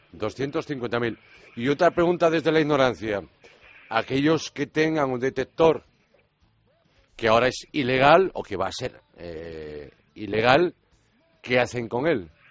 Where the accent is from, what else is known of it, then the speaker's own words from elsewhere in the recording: Galicia, Spain; por mi tierra, por Galicia